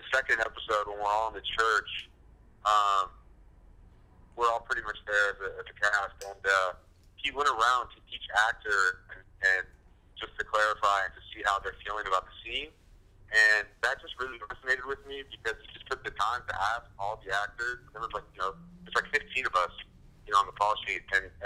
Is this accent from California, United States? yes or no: yes; San Francisco Bay Area, California, United States; now in Southern California, United States; I'm from the San Francisco Bay Area, and I went to school and I live you know, in Southern California now. So I'm a California kid